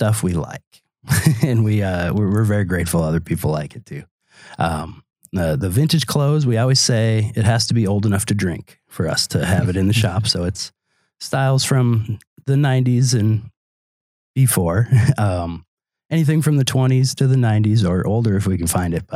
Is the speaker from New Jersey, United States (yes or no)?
no; Green Bay, Wisconsin, United States; moved away as an adult; also born or lived in Arcata, California; now in Door County, United States; I grew up in Green Bay